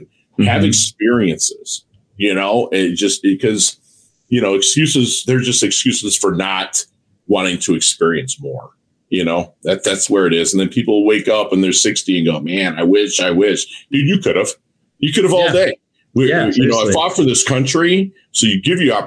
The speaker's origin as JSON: {"language": "English", "region": "Midwest", "country": "United States", "said": "I'm a Midwesterner, so I give hugs"}